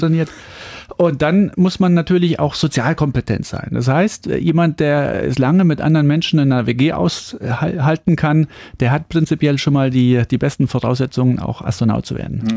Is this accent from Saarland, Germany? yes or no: yes; Saarland, Germany; ich komme aus dem Saarland, das ist ein ländlicher Bereich